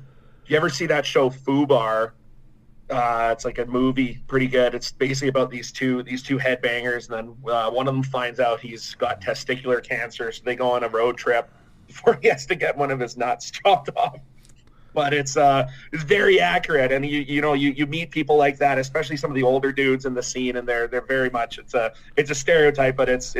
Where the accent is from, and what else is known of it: Canada